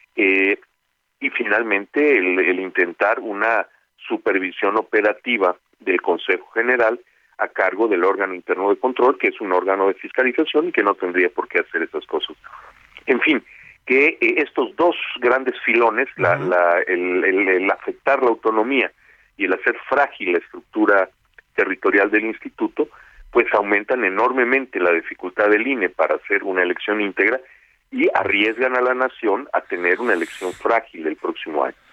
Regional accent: Mérida, Yucatán, Mexico; moved away as an adult; now in Mexico City, Mexico; yo vengo de Mérida. Mi familia tiene su casa en Mérida

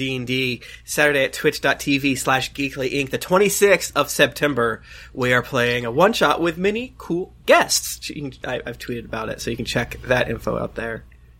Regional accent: Florida, United States; moved away; I'm from Florida

